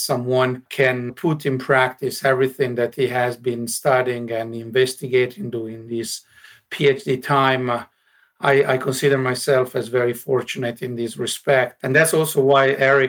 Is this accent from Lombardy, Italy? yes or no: yes; north of Milan, Lombardy, Italy; moved away as an adult; now in Espoo, Finland; I was born in Italy, grew up in Italy, in the north of Milan, between Milan and the Alps.